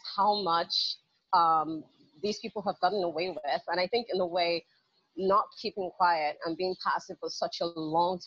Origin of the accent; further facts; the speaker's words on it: Nigeria; Growing up in Nigeria